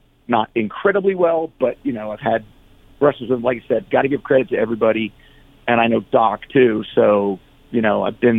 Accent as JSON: {"language": "English", "region": "New York", "country": "United States", "tie": "born or raised there", "also_born_or_lived": "New Jersey", "said": "I was born in New York and raised in New York and New Jersey. So I spent my time between the city and the suburbs"}